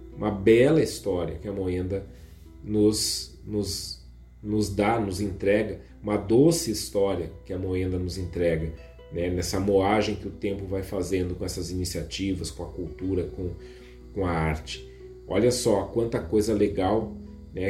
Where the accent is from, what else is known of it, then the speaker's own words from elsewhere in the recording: Viamão, Rio Grande do Sul, Brazil; município vizinho da minha terra natal, Viamão